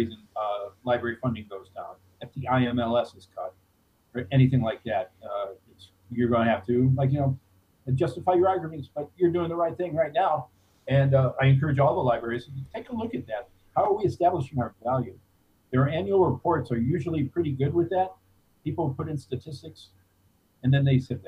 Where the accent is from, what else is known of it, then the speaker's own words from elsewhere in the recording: Cleveland, Ohio, United States; moved away as an adult; also born or lived in Fairfield County, Connecticut / Denver, Colorado; I grew up in Cleveland, which is a heavy ethnic city